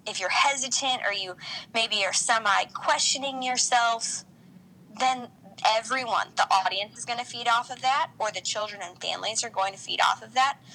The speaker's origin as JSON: {"language": "English", "region": "Nebraska", "country": "United States", "said": "I'm from Nebraska"}